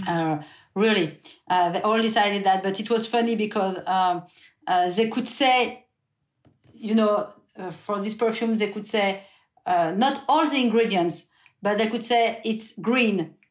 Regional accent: France; English is a second language; also born or lived in Burgundy; we're coming from the French countryside, Hugo and I, not the same part, but we are people from the countryside

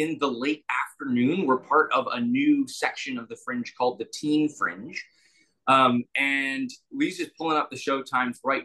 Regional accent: Alberta, Canada; now in Toronto, Canada; I'm from Alberta

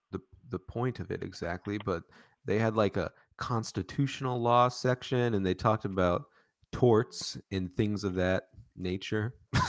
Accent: United States; when you're growing up, yeah, as an American

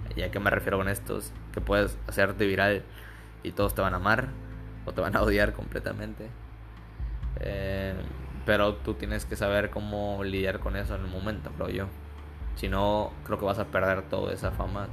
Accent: Campeche, Mexico; soy de Campeche

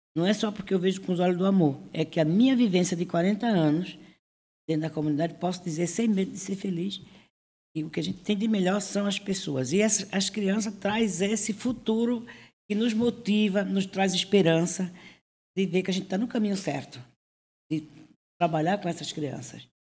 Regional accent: Northeast Region, Brazil; now in Cubatão, Brazil; eu que sou nordestina

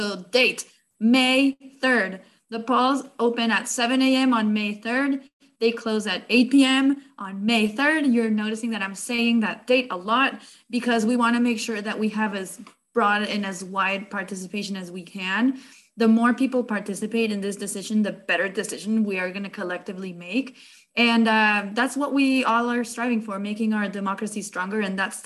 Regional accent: Mexico City, Mexico; now in Boston, United States; I'm an immigrant originally from Mexico City

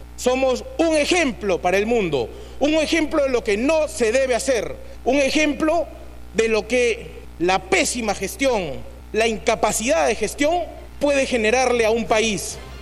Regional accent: Peru

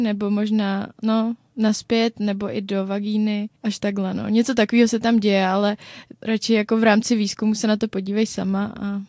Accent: Czechia; my Češi

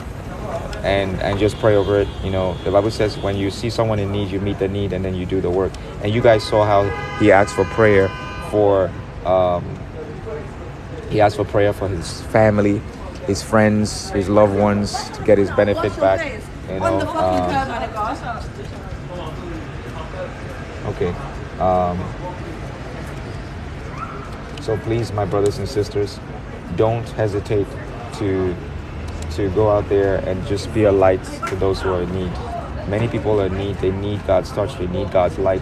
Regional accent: New York, United States; I'm from New York.

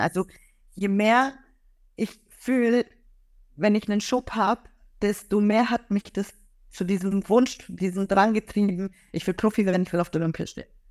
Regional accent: Augsburg, Bavaria, Germany; ich komme ja aus Augsburg, also ich bin dort geboren und aufgewachsen

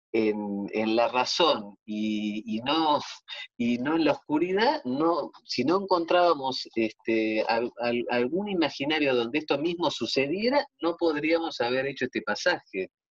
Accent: Argentina; somos argentinas

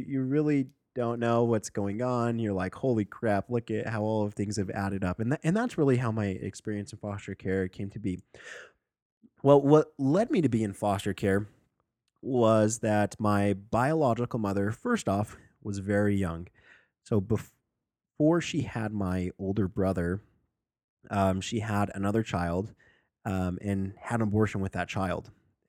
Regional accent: Sandy, Utah, United States; born or raised there

